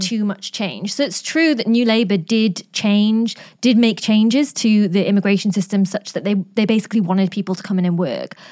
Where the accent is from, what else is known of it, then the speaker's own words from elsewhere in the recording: Newcastle upon Tyne, North East England, United Kingdom; I grew up in Newcastle